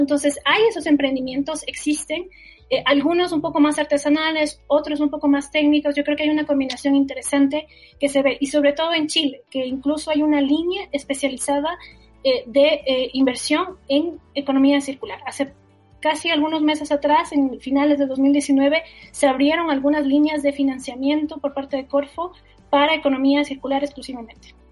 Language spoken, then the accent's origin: Spanish; Ecuador; soy ecuatoriana